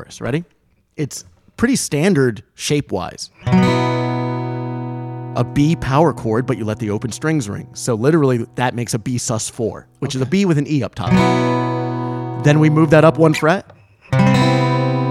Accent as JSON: {"language": "English", "region": "Rhode Island", "country": "United States", "tie": "born or raised there", "said": "I grew up in Rhode Island"}